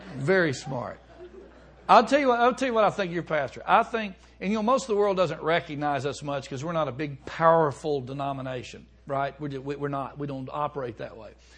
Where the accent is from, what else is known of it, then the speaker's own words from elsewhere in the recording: Alabama, United States; moved away; also born or lived in Chicago; I'm from Alabama